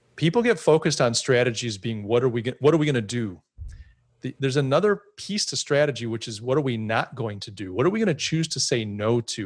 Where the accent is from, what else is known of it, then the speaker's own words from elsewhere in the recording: United States; Me being an American